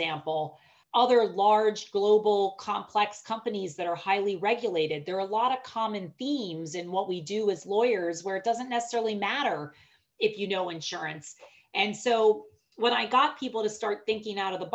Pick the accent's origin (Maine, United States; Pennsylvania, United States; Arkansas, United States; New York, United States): Pennsylvania, United States; Pittsburgh; I was born and raised in Pittsburgh.